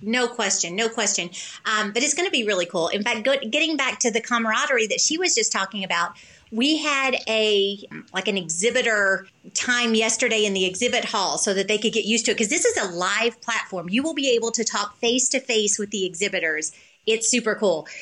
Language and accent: English; the South, United States; I'm from the South